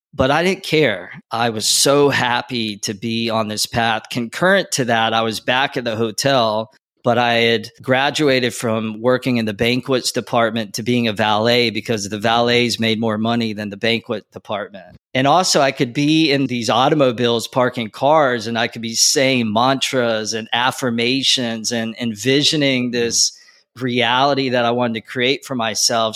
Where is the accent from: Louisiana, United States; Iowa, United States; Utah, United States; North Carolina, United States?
North Carolina, United States; moved away as an adult; also born or lived in Wilmington, North Carolina; now in Los Angeles, United States; Growing up in North Carolina, eventually I went to school